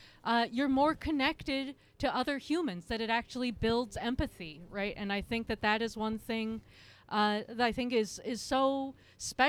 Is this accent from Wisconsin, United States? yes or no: no; Portland, Oregon, United States; I grew up in Park Rose. I live in Lentz. So Park Rose or East Portland is the home of my birth